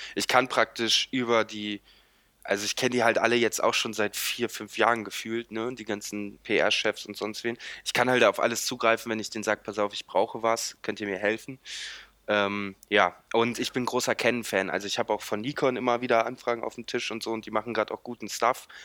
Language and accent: German; Lindlar, North Rhine-Westphalia, Germany; born or raised there; now in Cologne, Germany